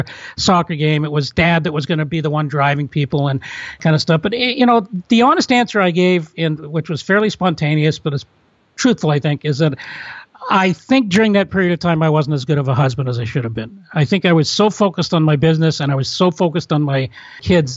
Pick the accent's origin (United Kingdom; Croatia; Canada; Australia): Canada; also born or lived in Toronto; I'm from Canada